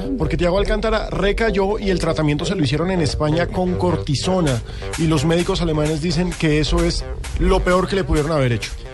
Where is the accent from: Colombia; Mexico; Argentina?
Colombia